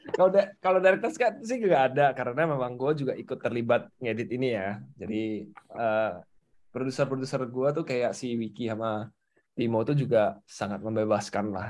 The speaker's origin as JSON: {"language": "Indonesian", "region": "North Sumatra", "country": "Indonesia", "said": "gue dari Sumatera Utara"}